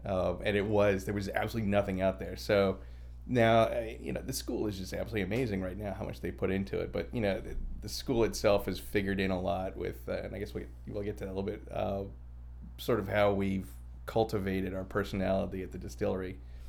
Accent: Boca Raton, Florida, United States; born there; I was born in Boca Raton.

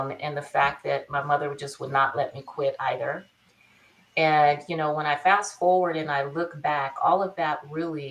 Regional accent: Bakersfield, California, United States; my tail end of my childhood, I grew up in Bakersfield.

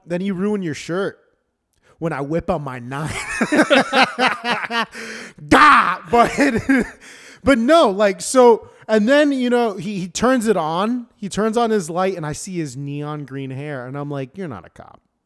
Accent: Florida, United States; also born or lived in Michigan; now in Washington, United States; I'm from Freedom Land

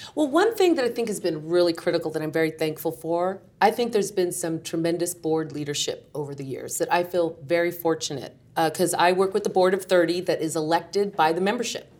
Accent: San Jose, California, United States; growing up in San Jose, California

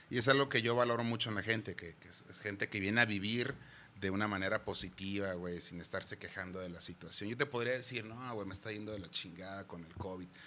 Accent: Guadalajara, Jalisco, Mexico; Sí, güey, nacimos aquí en Guadalajara, mi carnal y yo. Orgullosamente tapatíos.

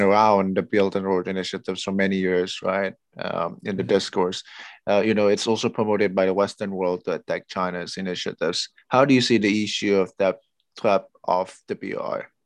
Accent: Indonesia; I'm originally from Indonesia

